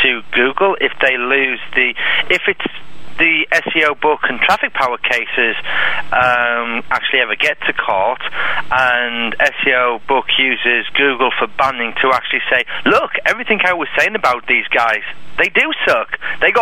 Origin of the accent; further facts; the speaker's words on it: England, United Kingdom; I'm English